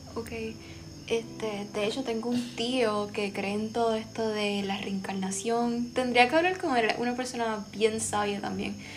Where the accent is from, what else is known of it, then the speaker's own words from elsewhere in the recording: Puerto Rico; las raíces africanas que tenemos todos como puertorriqueños